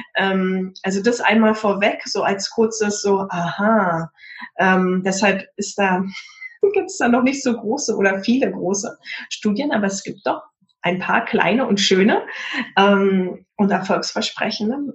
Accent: Potsdam, Brandenburg, Germany; in Potsdam, in meiner Heimatstadt

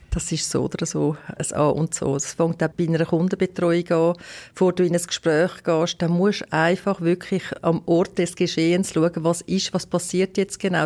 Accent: Western Switzerland, Romandy, Switzerland; und zusätzlich bin ich auch in der Westschweiz aufgewachsen

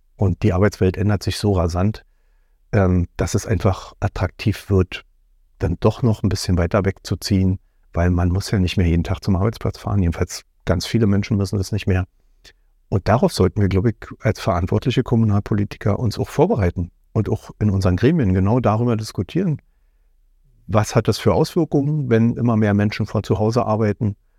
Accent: Berlin, Germany; now in Hohen Neuendorf, Germany; ich bin in Berlin-Pankow geboren und aufgewachsen und auch mhm. zur Schule gegangen

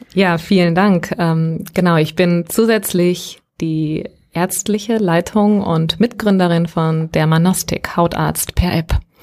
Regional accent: Gran Canaria, Canary Islands, Spain; moved away; Ich bin auf einem Fischerdorf auf Gran Canaria aufgewachsen

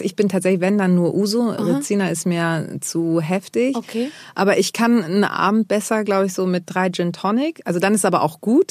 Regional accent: Germany; born or raised there

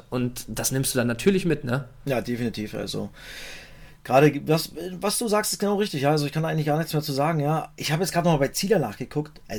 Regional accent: East Germany, Germany; Ich hoffe es natürlich als Ossi, ich bin ein bisschen befangen.

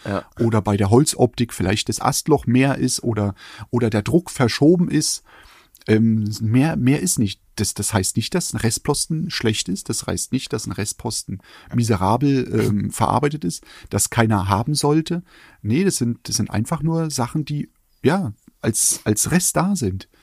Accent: eastern Germany, Germany; ich komme aus dem Osten.

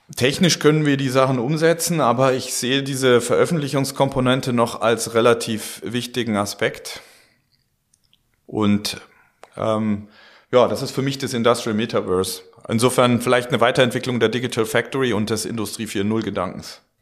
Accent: Germany; wir Deutschen

